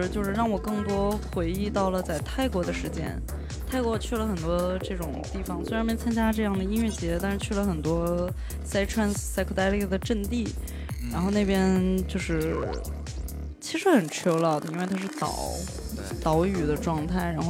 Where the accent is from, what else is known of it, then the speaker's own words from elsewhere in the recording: China; 就是我们中国人在一起